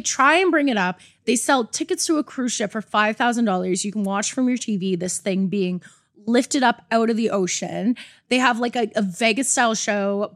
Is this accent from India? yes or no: no; Canada; I'm Canadian.